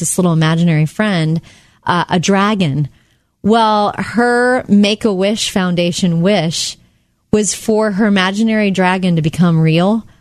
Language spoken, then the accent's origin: English; Jupiter, Florida, United States; I was right near Palm Beach, Florida